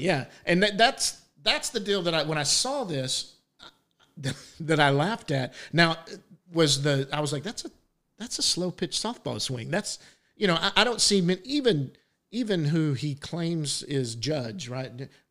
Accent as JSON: {"language": "English", "town": "Dallas", "region": "Texas", "country": "United States", "tie": "born or raised there", "said": "I grew up in Dallas"}